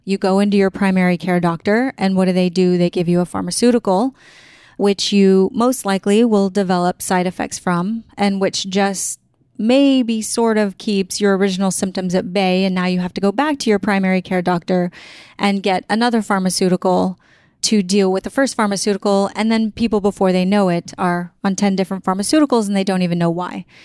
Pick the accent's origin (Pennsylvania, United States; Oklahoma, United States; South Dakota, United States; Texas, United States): Texas, United States; San Antonio; I grew up in San Antonio, Texas, I grew up with just my mom